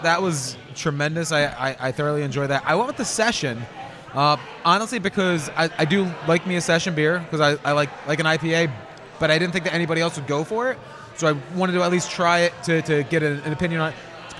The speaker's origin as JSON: {"language": "English", "region": "New Jersey", "country": "United States", "said": "We're from Jersey."}